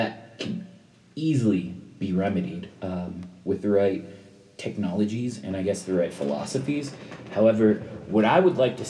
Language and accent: English; United States; the privileged position of being an American